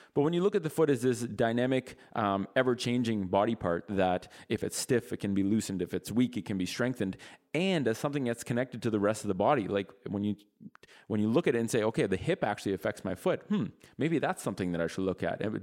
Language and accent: English; Ottawa, Ontario, Canada; we're from Ottawa, which is the capital of Canada